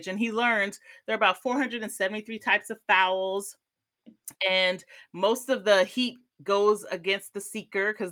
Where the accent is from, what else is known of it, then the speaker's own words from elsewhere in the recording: United States; as an American